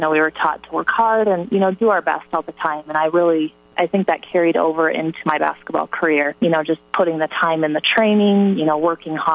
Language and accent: English; Hartley, Iowa, United States; born or raised there